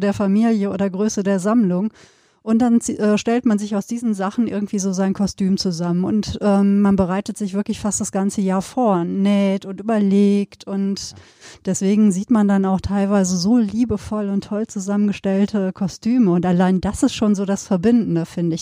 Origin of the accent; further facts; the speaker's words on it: Sauerland, North Rhine-Westphalia, Germany; moved away; ich bin ja hier Sauer, als Sauerländerin da, als Westfälin